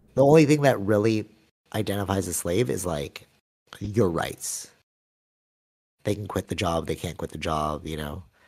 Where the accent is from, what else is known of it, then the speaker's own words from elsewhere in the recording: Philippines; I'm Filipino